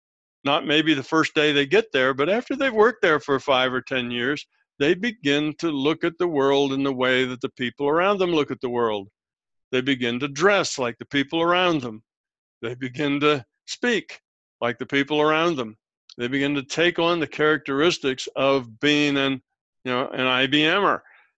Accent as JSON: {"language": "English", "country": "United States", "tie": "born there", "said": "yeah, I was born here, but you know, I don't really feel like I belong here. I just born here and I'm an American by birth, but I don't really relate to it a whole lot."}